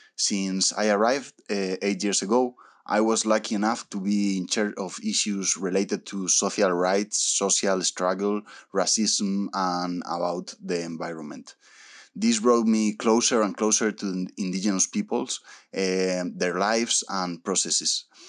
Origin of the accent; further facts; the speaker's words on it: Spain; moved away as an adult; also born or lived in Argentina / Brazil; now in Paraguay; I was born in Argentina, South America, but I grew up in Spain, Europe